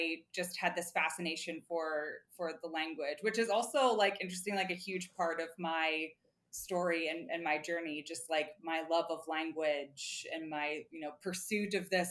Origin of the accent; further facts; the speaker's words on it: United States; went to an international business school as an American, I was one of like four Americans